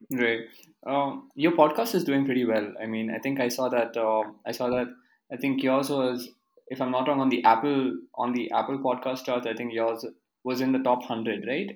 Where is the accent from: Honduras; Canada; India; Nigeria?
India; Karnataka; I'm from Karnataka, so I know a lot of people who have mm-hmm. been living here in Karnataka